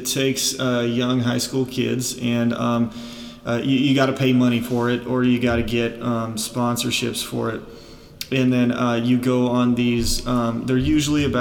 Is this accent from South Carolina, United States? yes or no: no; Lincoln, Nebraska, United States; I'm the one that he's kind of referenced maybe on a couple episodes that's from Lincoln, Nebraska